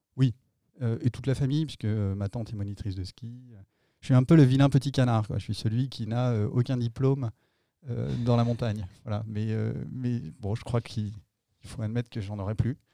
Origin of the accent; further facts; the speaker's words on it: Nantes, Pays de la Loire, France; also born or lived in Annecy; Je vivais à Nantes, même si je suis né à Annecy